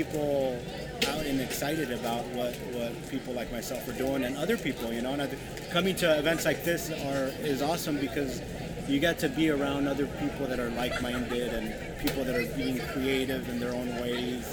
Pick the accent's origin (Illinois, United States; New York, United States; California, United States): California, United States; Half Moon Bay; also born or lived in Sacramento / Lodi / Chico; now in Fairfield, United States; I grew up in Half Moon Bay and then started this when we were in Sacramento, and then we live in Fairfield now.